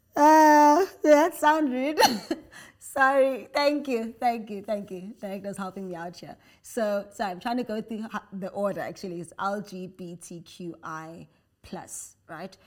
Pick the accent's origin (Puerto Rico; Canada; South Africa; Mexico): South Africa; So I'm African, I'm South African